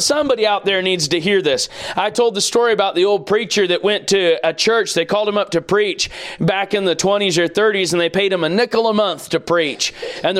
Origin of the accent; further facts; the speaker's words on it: United States; as American people